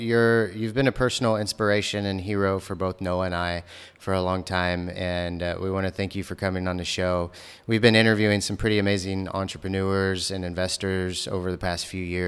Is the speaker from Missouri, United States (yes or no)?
yes; Missouri, United States; I grew up in Missouri